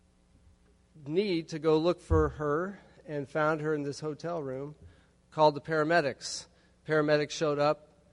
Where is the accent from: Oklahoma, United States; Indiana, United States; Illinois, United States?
Illinois, United States; Chicago; moved away as an adult; also born or lived in Arlington, Texas / Florida; now in Tallahassee, United States; I'm from Chicago, Illinois, over by there. And I moved to Florida 5 weeks ago